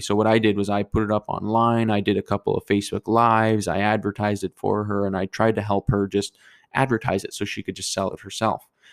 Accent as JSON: {"language": "English", "town": "Fort McMurray", "region": "Alberta", "country": "Canada", "moved": "yes", "said": "I'm from Fort McMurray"}